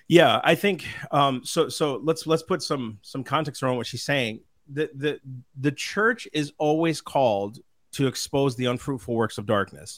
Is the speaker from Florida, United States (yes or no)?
no; Minnesota, United States; moved away; we're from Minnesota originally